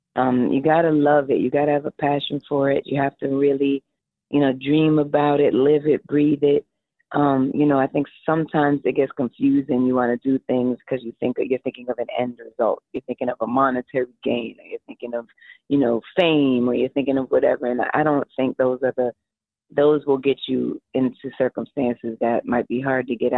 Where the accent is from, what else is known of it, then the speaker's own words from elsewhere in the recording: New York, United States; I was born and raised in New York